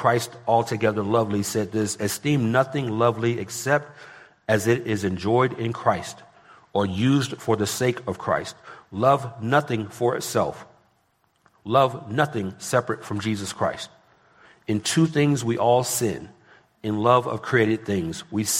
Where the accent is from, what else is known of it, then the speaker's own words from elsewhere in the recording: California, United States; I come from Southern California, and parts of L.A. gas is approaching $10 a gallon.